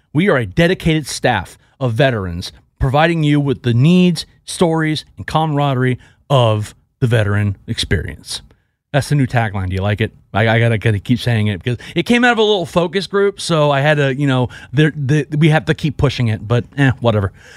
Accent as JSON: {"language": "English", "region": "Texas", "country": "United States", "said": "I'm from Texas and people from Texas love being from Texas"}